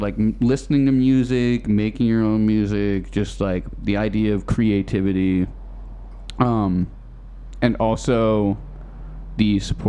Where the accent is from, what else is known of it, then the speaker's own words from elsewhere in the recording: Beverly, Massachusetts, United States; also born or lived in Newton, Massachusetts; I'm from Beverly, Massachusetts.